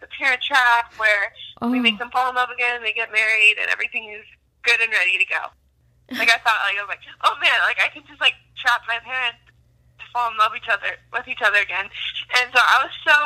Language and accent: English; Wyoming, United States; moved away as an adult; now in Colorado, United States; I'm actually a Wyomingite. So I'm from Wyoming, but I've lived in Colorado since this last summer